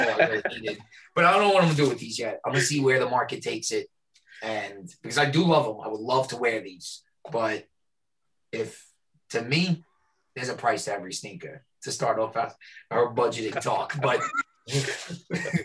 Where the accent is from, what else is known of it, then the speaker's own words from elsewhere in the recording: New York, United States; also born or lived in White Plains, New York; born and raised in New York. I live outside, a little north from New York. I'm in Westchester County, in White Plains